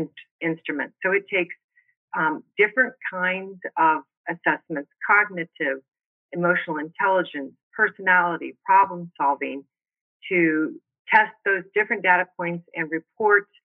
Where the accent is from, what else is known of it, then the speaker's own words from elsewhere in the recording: Missouri, United States; moved away as an adult; also born or lived in Arizona; now in Scottsdale, United States; I'm originally from Missouri. I moved to Arizona to attend ASU